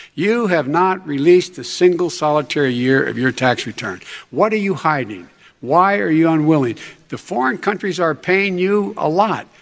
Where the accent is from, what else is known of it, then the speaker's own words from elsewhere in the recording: Scranton, Pennsylvania, United States; moved away; also born or lived in Claymont, Delaware; the middle class families like I grew up in Scranton and Claremont